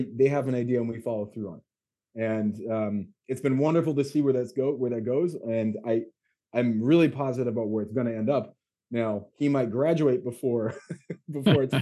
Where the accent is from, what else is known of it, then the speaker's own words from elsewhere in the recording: United States; moved away as an adult; also born or lived in Beijing, China; school in Beijing as an American during COVID